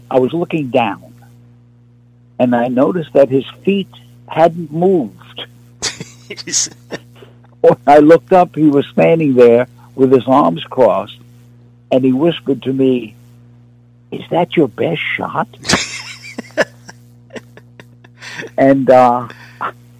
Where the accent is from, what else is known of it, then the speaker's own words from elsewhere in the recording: New York, United States; I was from New York, the streets of New York